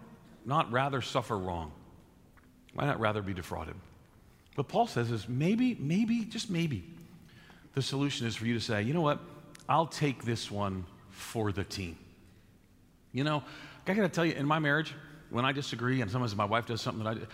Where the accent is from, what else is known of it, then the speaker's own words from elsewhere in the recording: New York City, New York, United States; I grew up in New York City